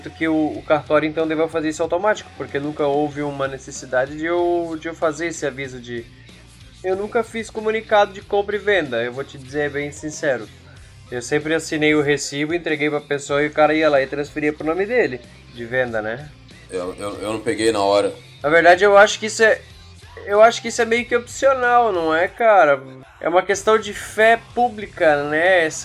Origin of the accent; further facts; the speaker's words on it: Santa Catarina, Brazil; Eu sou aqui de Santa Catarina.